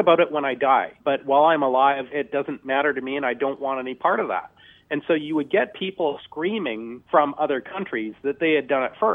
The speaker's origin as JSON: {"language": "English", "country": "Canada", "said": "I'm quite happy being a Canadian"}